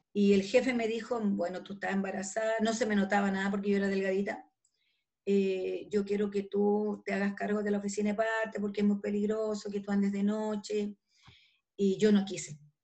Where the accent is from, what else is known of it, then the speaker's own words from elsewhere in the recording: Calama, Antofagasta, Chile; also born or lived in Santiago; yo soy nortina, yo nací en Calama